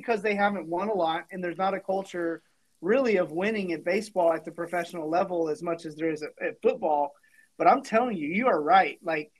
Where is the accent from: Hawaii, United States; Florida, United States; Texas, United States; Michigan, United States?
Texas, United States; Dallas-Fort Worth area; growing up in the Dallas-Fort Worth area